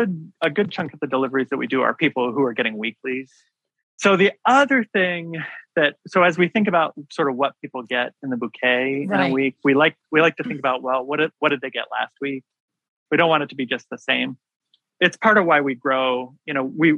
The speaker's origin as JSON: {"language": "English", "region": "Washington", "country": "United States", "tie": "born or raised there", "moved": "yes", "lives_now": "Maryland, United States", "said": "I grew up in Washington State"}